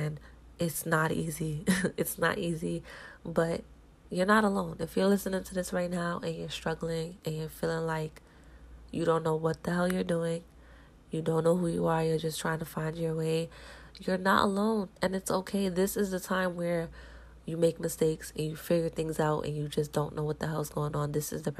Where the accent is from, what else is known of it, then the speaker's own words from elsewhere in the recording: New York, United States; growing up in New York